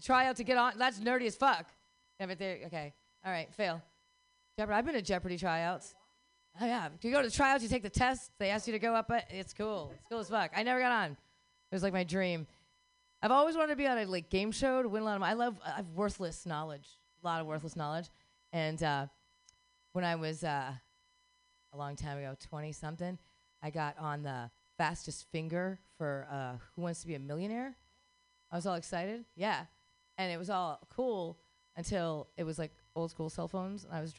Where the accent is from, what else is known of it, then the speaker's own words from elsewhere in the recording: Philadelphia, Pennsylvania, United States; I'm from Philly. I like the love statue.